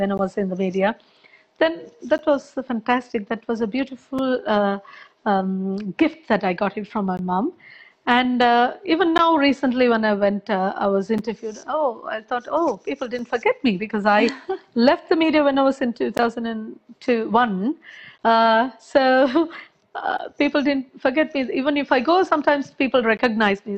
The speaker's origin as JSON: {"language": "English", "country": "Sri Lanka", "tie": "born or raised there", "moved": "yes", "lives_now": "London, United Kingdom", "said": "I was born in Sri Lanka."}